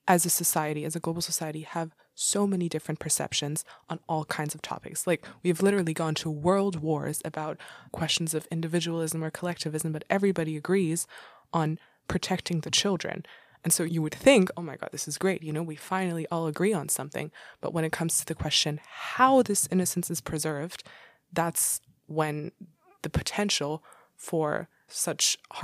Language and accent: English; Dubai, United Arab Emirates; Growing up in the Middle East in Dubai, I remember we had some kind of biology class, and I was going to an international school.